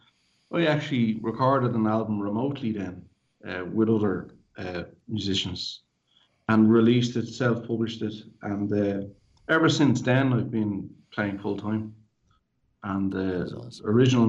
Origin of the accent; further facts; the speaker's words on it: Ireland; growing up in Ireland